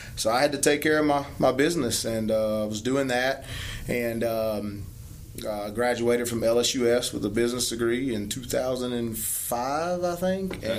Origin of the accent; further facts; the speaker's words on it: Bunkie, Louisiana, United States; I was raised in Bunkie.